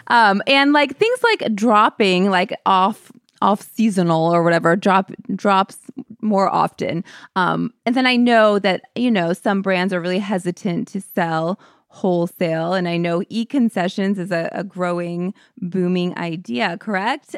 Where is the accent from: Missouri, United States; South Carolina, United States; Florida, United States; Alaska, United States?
Missouri, United States; St. Louis; I'm from Saint Louis, Missouri